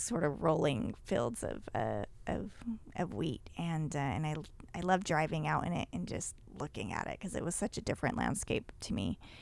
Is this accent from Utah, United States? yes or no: yes; Utah, United States; I grew up in Utah too